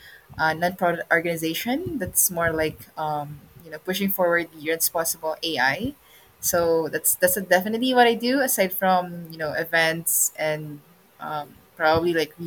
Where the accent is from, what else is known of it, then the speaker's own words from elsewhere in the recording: Philippines; I'm from the Philippines